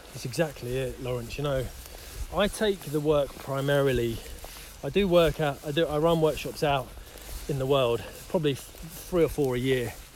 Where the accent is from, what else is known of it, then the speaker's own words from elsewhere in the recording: Isleworth, London, United Kingdom; moved away as an adult; now in Devon, United Kingdom; I grew up in Isleworth.